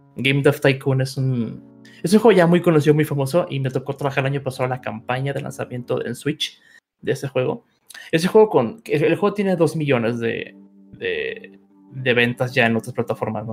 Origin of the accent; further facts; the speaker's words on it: Mexico; viviendo y creciendo en México